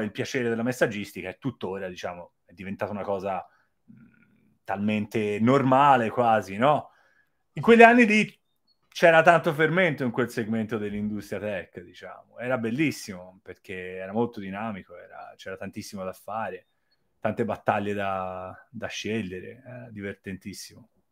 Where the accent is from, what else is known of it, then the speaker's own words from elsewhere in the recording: Florence, Tuscany, Italy; moved away as an adult; also born or lived in China; sono di Firenze.